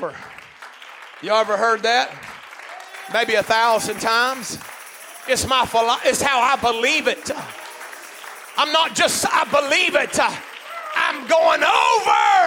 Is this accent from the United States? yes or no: yes; Hot Springs, Arkansas, United States; I'm from Hot Springs.